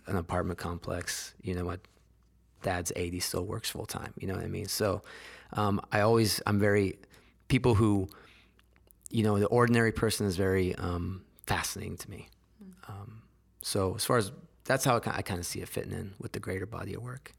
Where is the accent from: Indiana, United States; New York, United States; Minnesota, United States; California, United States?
California, United States; San Jose; I grew up in Silicon Valley